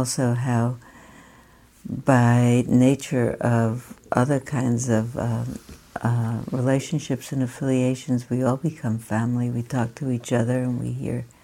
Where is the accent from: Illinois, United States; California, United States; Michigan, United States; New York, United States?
New York, United States; moved away; I have connections in New York and I grew up in New York